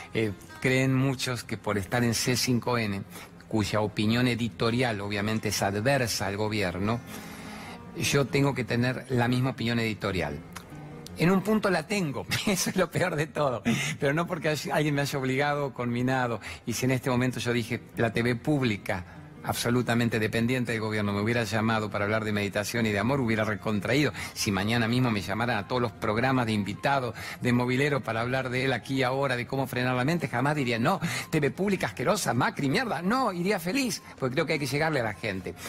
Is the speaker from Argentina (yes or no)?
yes; Formosa, Argentina; yo soy del norte de Argentina